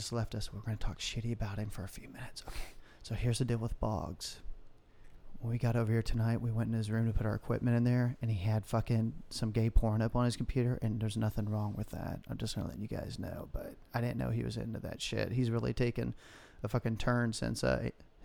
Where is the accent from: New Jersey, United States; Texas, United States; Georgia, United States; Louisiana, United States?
Texas, United States; being Texan